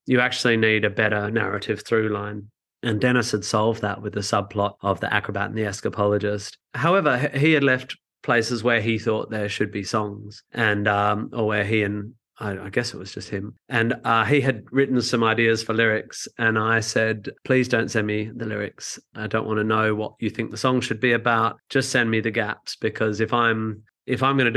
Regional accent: Australia; I'm from Australia

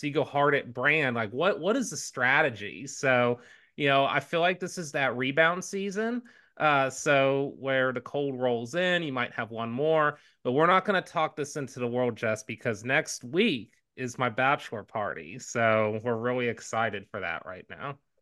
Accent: Houston, Texas, United States; I grew up in Houston

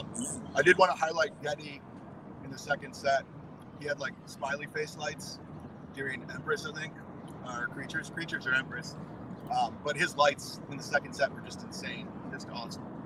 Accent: Wisconsin, United States; I'm from Wisconsin

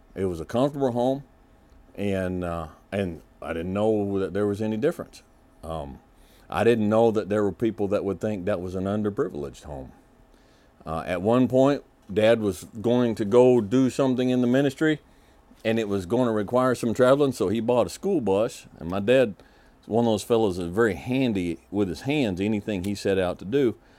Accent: Kentucky, United States; I was born in Kentucky. Uh, as I mentioned before, both my parents are multi-generational Kentuckians

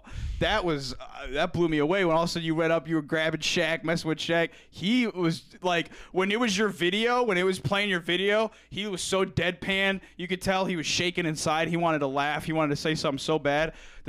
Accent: Central Illinois, United States; We're from Central Illinois. So we're like 2 or 3 hours south of Chicago.

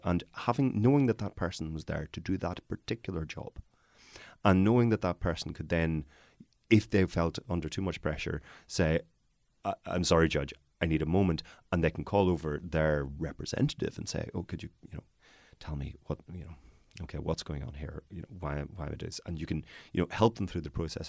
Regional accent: Northern Ireland, United Kingdom; I am from Northern Ireland

